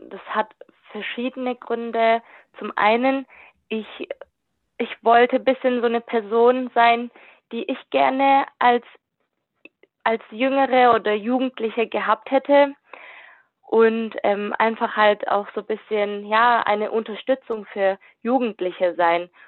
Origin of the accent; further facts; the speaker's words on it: Kornwestheim, Baden-Württemberg, Germany; Ich komme aus Convestheim, bin duale Studentin und studiere Wirtschaftsinformatik im vierten Semester.